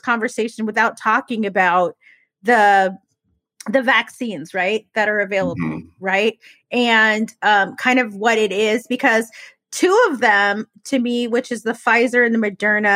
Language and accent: English; United States; as American people